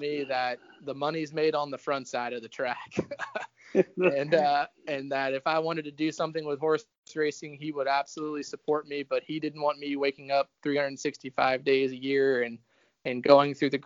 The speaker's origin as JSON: {"language": "English", "region": "Louisiana", "country": "United States", "tie": "born or raised there", "said": "my experience growing up in Louisiana on the backside"}